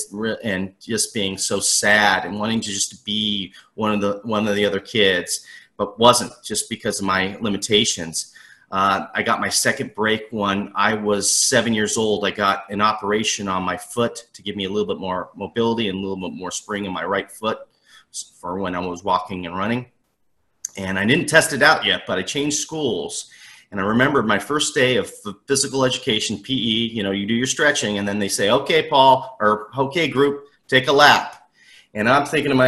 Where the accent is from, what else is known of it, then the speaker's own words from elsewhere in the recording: Southern California, United States; I'm from the Southern California area, born and raised